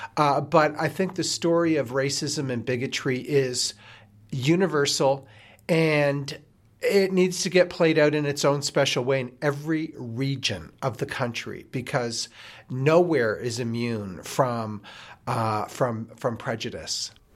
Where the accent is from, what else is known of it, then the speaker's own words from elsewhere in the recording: Nova Scotia, Canada; moved away; also born or lived in Quebec / Ontario / Saskatchewan / Alberta; growing up in Nova Scotia